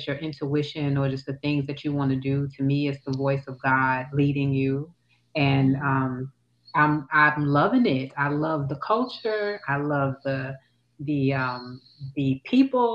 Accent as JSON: {"language": "English", "country": "United States", "moved": "as an adult", "lives_now": "Toulouse, France", "said": "as an American"}